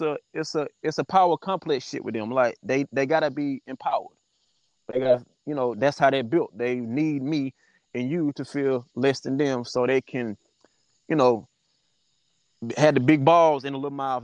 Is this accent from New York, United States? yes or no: no; Ruby, South Carolina, United States; also born or lived in Chesterfield / Atlanta; I grew up in Ruby. As you said, I grew up in Ruby